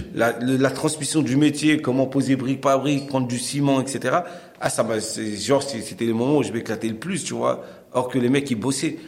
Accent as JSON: {"language": "French", "town": "Cergy", "region": "Île-de-France", "country": "France", "tie": "born or raised there", "said": "Moi, je viens de la ville de Sergy, dans un quartier qui s'appelle la Croix-Petit, mmh. où j'ai grandi"}